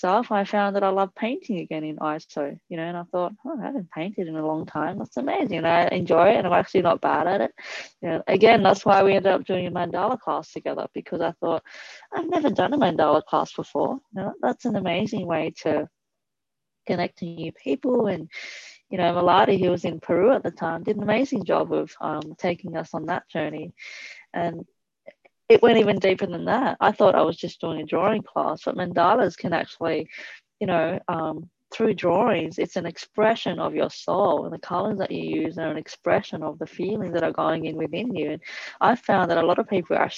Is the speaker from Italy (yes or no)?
yes; Italy; also born or lived in Thailand; now in Australia; my parents are Cambodian, I grew up in Italy, and we speak English